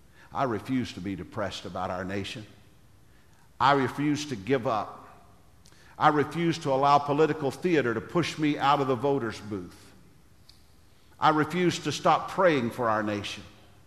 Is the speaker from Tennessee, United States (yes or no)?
yes; Gallatin, Tennessee, United States; I was born on March the 6th, 1950, in a little town called Gallatin, Tennessee, in the United States of America.